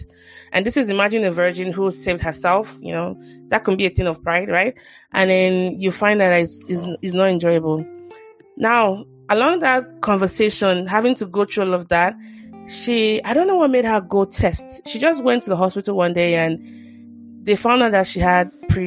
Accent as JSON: {"language": "English", "country": "Nigeria", "said": "as a Nigerian"}